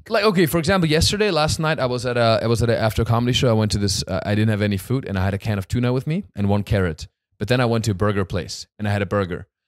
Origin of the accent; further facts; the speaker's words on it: Hochschwarzwald, Baden-Württemberg, Germany; moved away; in my hometown, in Eibisbach, Mochschwarzwald